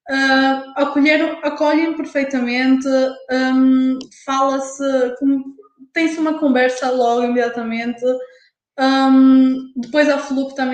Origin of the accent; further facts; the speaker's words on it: Porto, Norte, Portugal; Eu sabia, mas eu sou do Porto